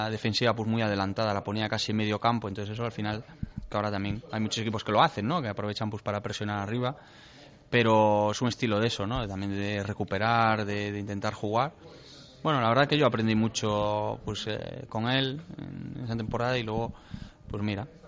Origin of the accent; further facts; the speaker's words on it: Ferrol, Galicia, Spain; moved away; Sí, yo soy de Ferrol, Ferrol. Lo que pasa que sí que es cierto que muchas veces me, dicen que soy también de, Narón. algunos sitios me dicen soy de Narón, otros de Ferrol